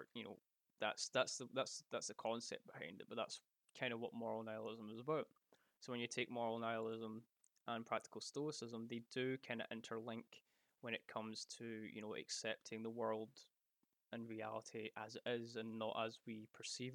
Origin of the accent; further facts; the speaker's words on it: Scotland, United Kingdom; because I'm Scottish